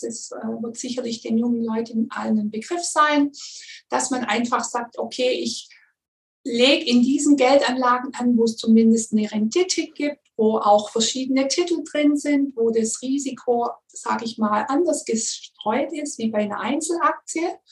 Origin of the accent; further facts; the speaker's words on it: Swabia, Germany; komme ich aus dem Schwabenland